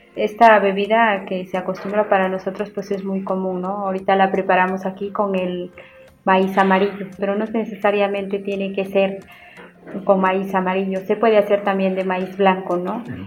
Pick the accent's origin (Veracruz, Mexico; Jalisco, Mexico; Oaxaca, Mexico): Oaxaca, Mexico; Tlacolula de Matamoros; originaria de Tlacolula de Matamoros, de Valles Centrales.